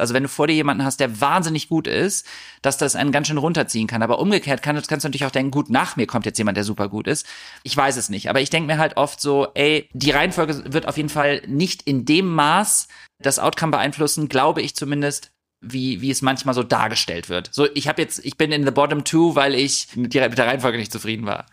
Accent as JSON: {"language": "German", "town": "Düsseldorf", "region": "North Rhine-Westphalia", "country": "Germany", "tie": "born or raised there", "said": "Düsseldorf ist meine Heimatstadt. Ich bin in Düsseldorf geboren und aufgewachsen"}